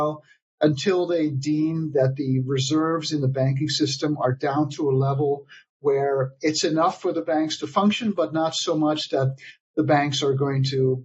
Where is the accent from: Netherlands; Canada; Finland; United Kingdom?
Netherlands; now in United States; my home country of the Netherlands